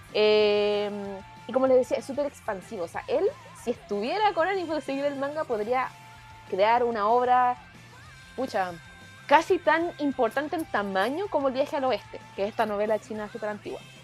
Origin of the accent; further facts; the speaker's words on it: Chile; como bien chileno decimos